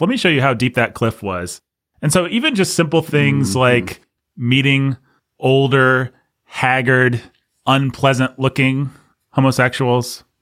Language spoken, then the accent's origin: English; Bloomington, Indiana, United States; I grew up in Bloomington